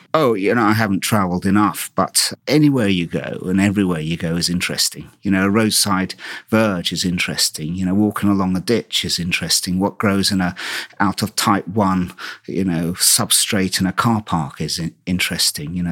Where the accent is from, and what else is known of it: Istanbul, Turkey; born or raised there; also born or lived in Brighton, United Kingdom; now in United Kingdom